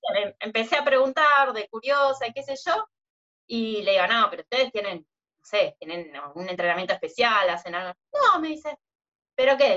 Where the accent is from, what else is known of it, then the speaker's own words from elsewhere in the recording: Mar del Plata, Buenos Aires Province, Argentina; acá en Mar de Plata nací, me crié literalmente en la playa